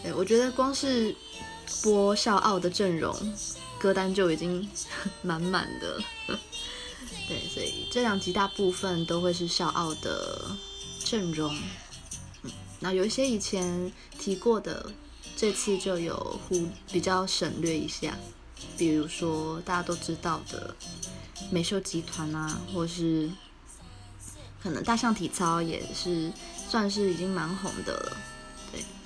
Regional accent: Taiwan; first language Taiwanese Hokkien; 身为台湾人，就是可能我，因为我从小讲台语

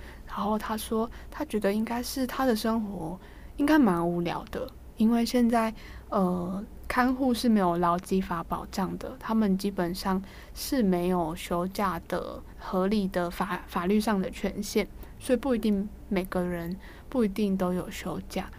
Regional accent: Taiwan; 我们台湾人

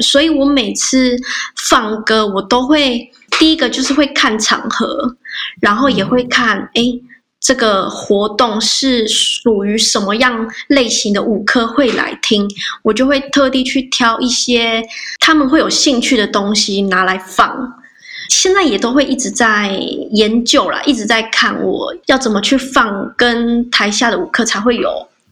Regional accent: Hualien, Hualien County, Taiwan; 我是来自花莲的阿美族

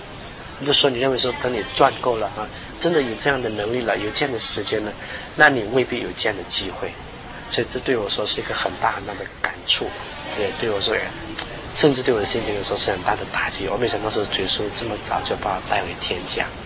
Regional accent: Guangdong, China; 就广东话就是我们是因为我是广东人嘛，他是叫我…，…就是包点的那个包啊，因为我从小的时候我很喜欢吃包哈，我们是广东人

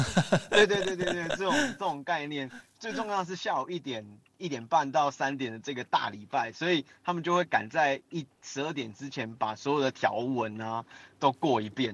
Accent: Taiwan; 我，我，我是台湾

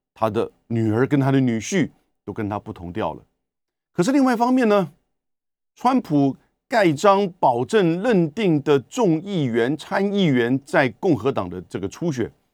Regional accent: Taiwan; 美国人的消费习惯跟我们台湾的不一样的

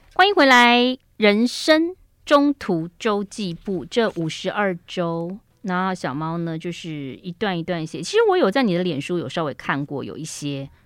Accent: Yilan County, Taiwan; 我小时候在宜兰的盛后幼稚园

